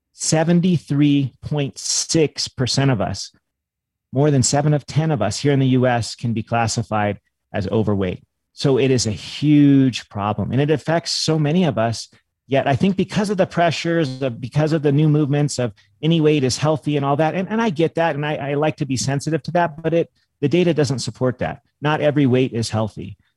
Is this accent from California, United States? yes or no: yes; California, United States; I grew up in California